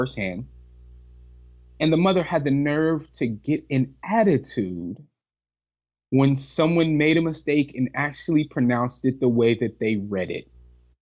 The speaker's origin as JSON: {"language": "English", "town": "Atlanta", "region": "Georgia", "country": "United States", "tie": "born or raised there", "said": "people that I grew up with in Atlanta, Georgia"}